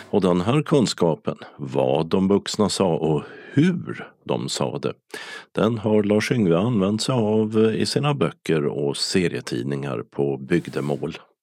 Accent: northern Sweden, Sweden; jag som uppsvensk

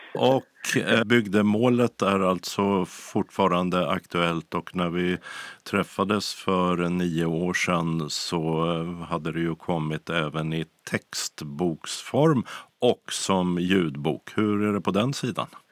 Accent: northern Sweden, Sweden; jag som uppsvensk

